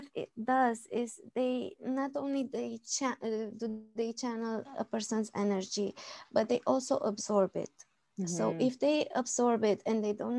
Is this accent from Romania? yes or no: yes; Romania; I'm from Romania